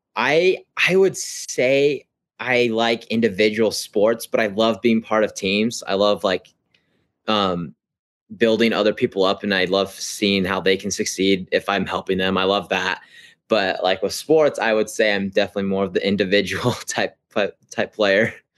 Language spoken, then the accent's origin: English; Ogden, Utah, United States; I'm from Ogden, Utah